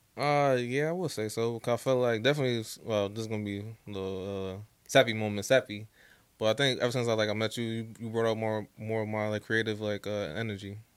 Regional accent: New Jersey, United States; I'm born and raised in uh, Jersey

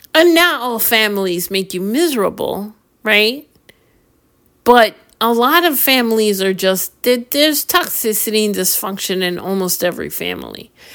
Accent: New York, United States; I'm from New York

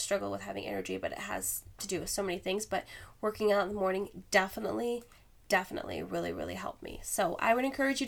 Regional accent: Alaska, United States; moved away; I am from Alaska originally.

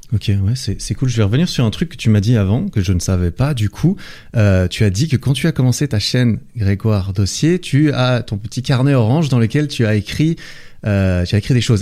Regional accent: Switzerland; je suis de Suisse

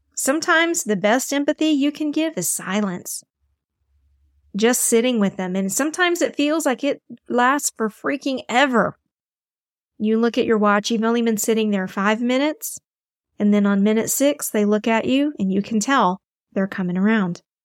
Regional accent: Texas, United States; my home state of Texas

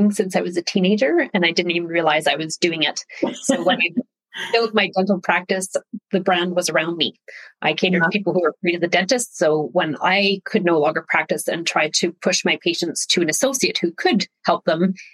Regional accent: Saskatchewan, Canada; Uh, I'm Canadian. My dad was an RCMP, so a Mountie. So that means we I grew up all over Canada because his generation of police officer was transferred a lot, settling in Saskatchewan

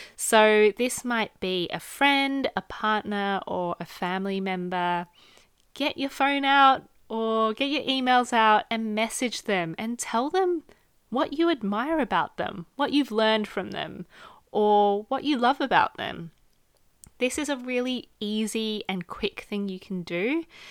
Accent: Australia; moved away; I come from a very small family, just me, my mum, and my dad growing up in Australia

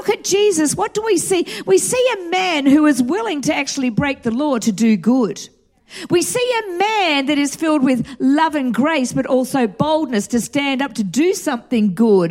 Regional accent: Australia; moved away as an adult; also born or lived in Atlanta, Georgia / North Hollywood, Los Angeles; now in United States; growing up in Australia.

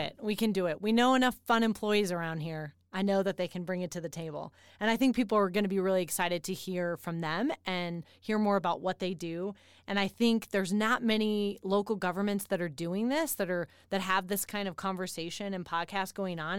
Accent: Denver, Colorado, United States; now in Colorado Springs, United States; I'm from, um, the Denver area

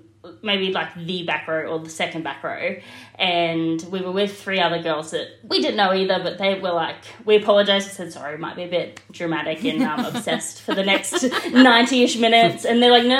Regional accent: Brisbane, Queensland, Australia; I'm from Brisbane, Australia.

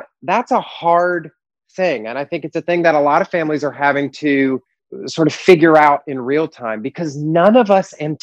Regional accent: the Deep South outside of Atlanta, Georgia, United States; I was raised in the Deep South outside of Atlanta

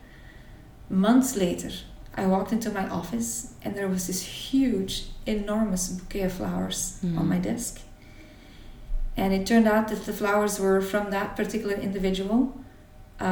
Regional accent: Belgium; I grew up in Belgium, in a small town here, with a dedicated family

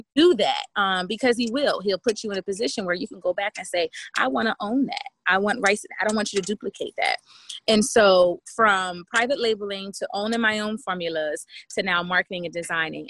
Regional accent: Camden, New Jersey, United States; moved away as an adult; I'm from Camden, New Jersey. Um, relocated once I graduated from high school

